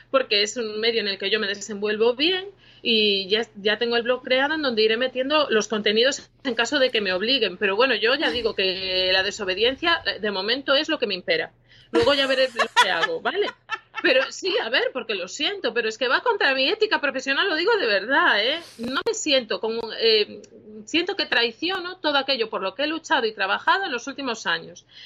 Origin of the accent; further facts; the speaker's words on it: Galicia, Spain; Es que los gallegos somos muy flipados.